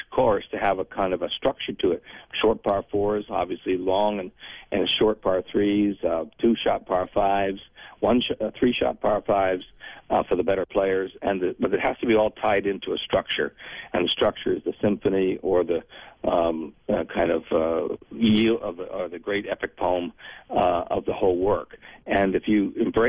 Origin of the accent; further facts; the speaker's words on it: United States; I grew up around New York and New Jersey.